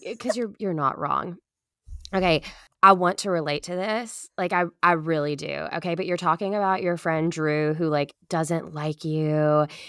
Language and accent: English; Madisonville, Kentucky, United States; we're from Madisonville, Kentucky